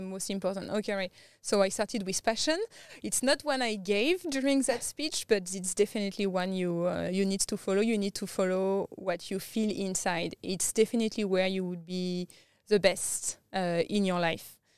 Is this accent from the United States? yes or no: no; France; English is a second language; moved away as an adult; also born or lived in Thailand / India / Southeast Asia; now in Australia; I grew up in France